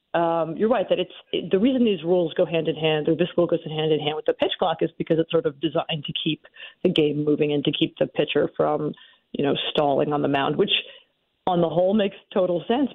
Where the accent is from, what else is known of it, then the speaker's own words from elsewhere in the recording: Philadelphia, Pennsylvania, United States; as someone who was uh, born and raised in the Philadelphia area